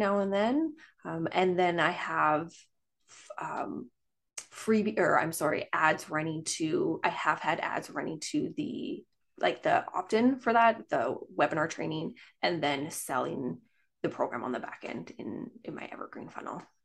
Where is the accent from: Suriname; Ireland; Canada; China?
Canada; I am from Canada.